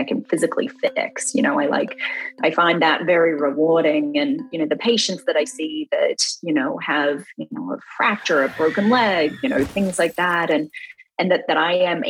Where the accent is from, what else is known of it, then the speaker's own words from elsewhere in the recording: Melbourne, Victoria, Australia; also born or lived in Western Australia; So where I grew up in Australia, in a city called Melbourne. Kind of grew up around the city, in the suburbs, and had a lot of my childhood there